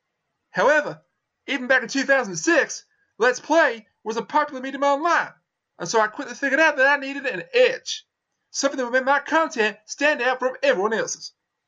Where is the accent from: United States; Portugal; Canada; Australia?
United States; born there; I was born in the United States of America.